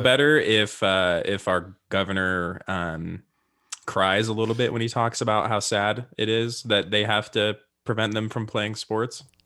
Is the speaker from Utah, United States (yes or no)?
yes; Utah, United States; pretty much grew up in Utah